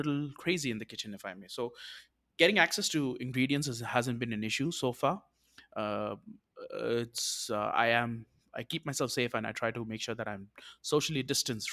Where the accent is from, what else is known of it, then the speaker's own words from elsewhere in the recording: South India, India; I am from India